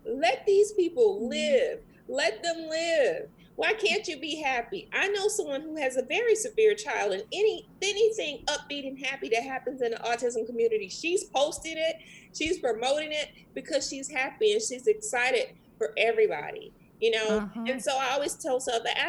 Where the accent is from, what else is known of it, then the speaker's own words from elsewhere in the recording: Jamaica; moved away; I'm actually from the West Indies